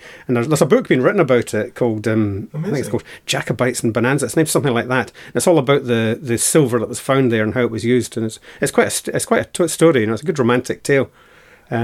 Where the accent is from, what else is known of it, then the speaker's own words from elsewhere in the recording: Stirling, Scotland, United Kingdom; I'm originally from the Stirling area. Moved around a bit, been to various places.